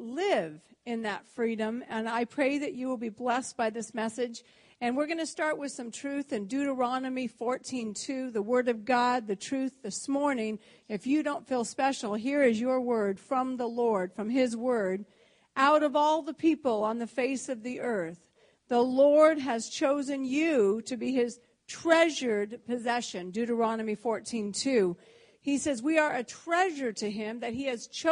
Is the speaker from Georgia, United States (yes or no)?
no; California, United States; moved away as an adult; I was born and raised in California.